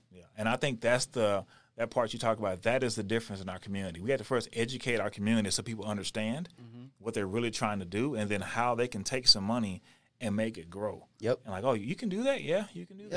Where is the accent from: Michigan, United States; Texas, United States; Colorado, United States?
Texas, United States; moved away as an adult; also born or lived in Houston; now in Denver, United States; I'm born and raised in Texas.